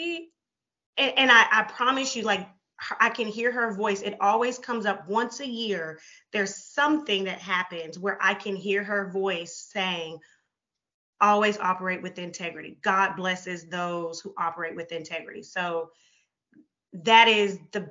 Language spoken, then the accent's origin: English; Houston, Texas, United States; moved away as an adult; now in Mansfield, United States; I am originally from Houston, Texas. Last year, my family and I moved to Mansfield